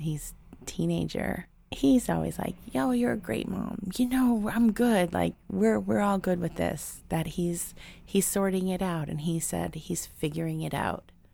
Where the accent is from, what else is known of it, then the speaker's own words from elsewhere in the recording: New York City, New York, United States; I was born here. I grew up in New York. Um, I'm, I'm culturally Puerto Rican, but I'm a native New Yorker.